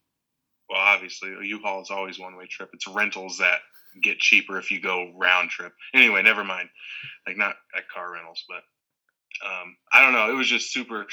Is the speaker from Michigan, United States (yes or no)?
yes; Michigan, United States; born or raised there; also born or lived in Fountain Valley, California / California / Wyoming